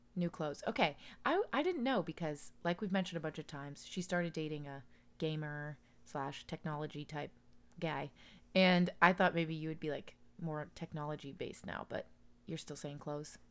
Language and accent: English; Daytona Beach, Florida, United States; born or raised there